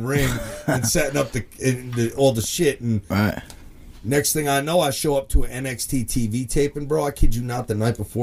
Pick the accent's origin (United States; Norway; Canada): United States; South Hackensack, New Jersey; I grew up in South Hackensack